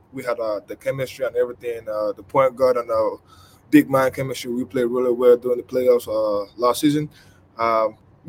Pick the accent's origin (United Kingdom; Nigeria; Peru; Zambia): Nigeria; now in Lexington, United States; I grew up in Nigeria.